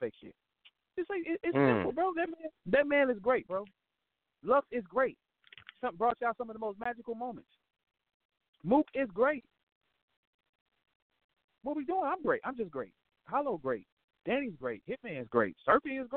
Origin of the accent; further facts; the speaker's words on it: St. Louis, Missouri, United States; I ain't from New York. I'm from St. Louis